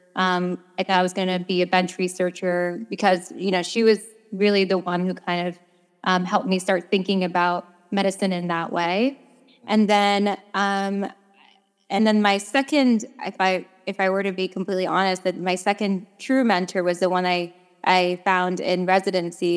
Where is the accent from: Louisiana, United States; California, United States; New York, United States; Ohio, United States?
New York, United States; moved away as an adult; I am originally from New York, uh, born, bred, raised, trained